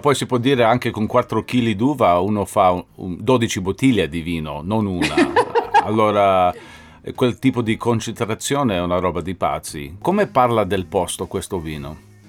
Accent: New York, United States; io sono americano da New York

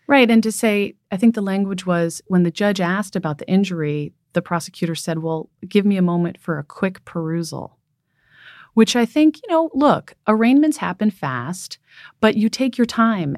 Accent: San Francisco, California, United States; So I'm from San Francisco. Um, I was born here.

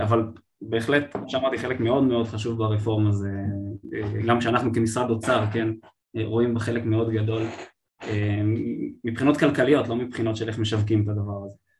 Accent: Israel

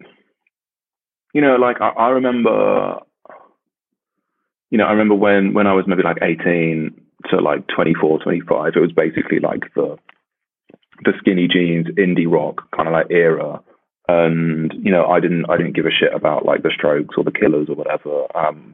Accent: the south of England, United Kingdom; I grew up in England, so it never got that cold. In the south

